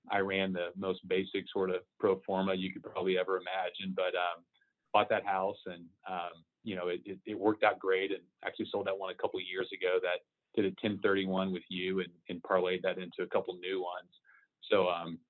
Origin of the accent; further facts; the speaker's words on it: Houston, Texas, United States; the home was in a nice part of Houston too, where I grew up in North Houston